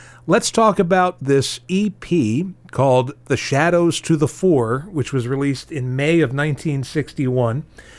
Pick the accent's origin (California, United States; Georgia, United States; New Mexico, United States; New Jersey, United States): New Jersey, United States; also born or lived in Virginia; My time was split between living in New Jersey and being exposed to New York radio and then living in Virginia and being able to bring in on the radio New York radio late at night.